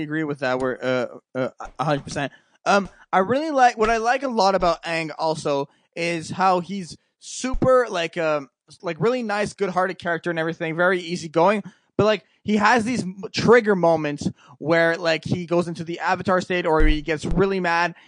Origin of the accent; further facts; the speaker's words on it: Canada; I'm from Canada